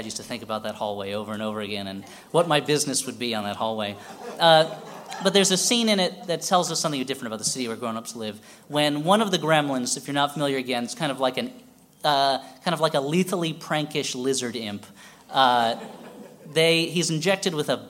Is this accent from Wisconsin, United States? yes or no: no; New Jersey, United States; I grew up with two New Yorks growing up in New Jersey and coming here.